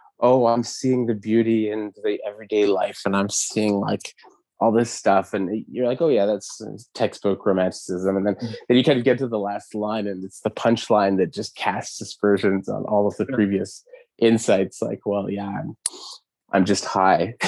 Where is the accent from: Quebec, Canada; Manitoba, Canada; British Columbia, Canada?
Quebec, Canada; Montreal; guys that I grew up with in Verdun